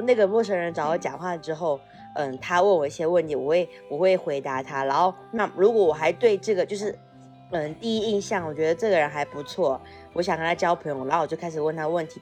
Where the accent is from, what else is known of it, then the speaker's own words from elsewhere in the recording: Fujian, China; 在福建有一种，就是我，我比较生受我家乡的那种熏陶